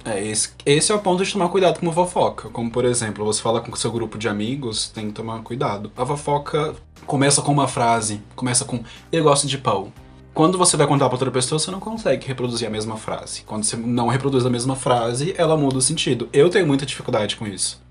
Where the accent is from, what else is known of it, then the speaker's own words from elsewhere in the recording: Brasília, Federal District, Brazil; also born or lived in Unaí / Paracatu; Morando em Brasília, que eu tô morando aqui há anos, eu sou de Brasília